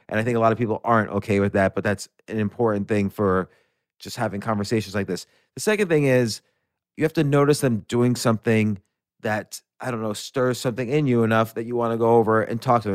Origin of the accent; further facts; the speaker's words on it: New York City, New York, United States; I was born in New York City, I grew up around there